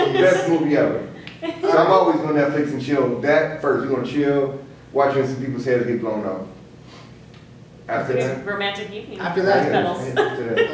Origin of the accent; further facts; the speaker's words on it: United States; I'm American